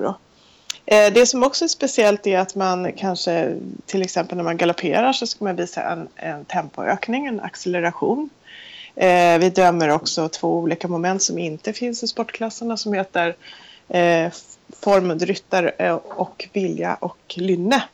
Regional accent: Sweden; vi var två stycken från Sverige

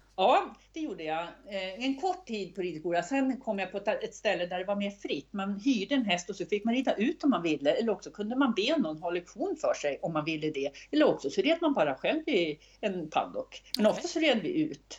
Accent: Östersund, Jämtland, Sweden; när jag växte upp i Östersund

